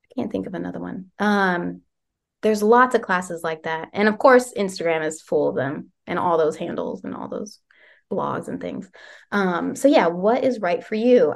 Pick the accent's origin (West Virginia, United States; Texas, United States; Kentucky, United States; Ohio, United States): West Virginia, United States; moved away as an adult; now in Lancaster, United States; I'm from West Virginia